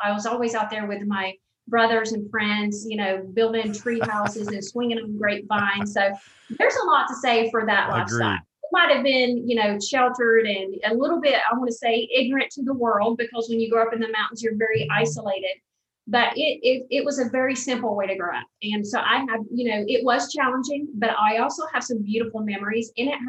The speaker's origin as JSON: {"language": "English", "region": "the South", "country": "United States", "accent": "Southern", "said": "You know, with my Southern accent, I just was, you know, really immersed into the world of diversity"}